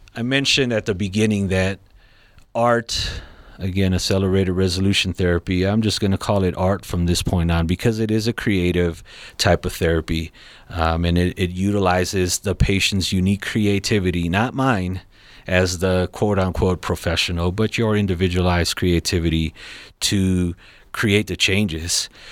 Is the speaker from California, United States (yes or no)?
yes; Los Angeles, California, United States; now in Colorado Springs, United States; I'm from Los Angeles, California